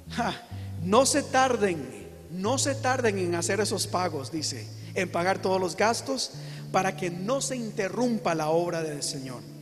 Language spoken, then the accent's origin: Spanish; Costa Rica; yo soy de Costa Rica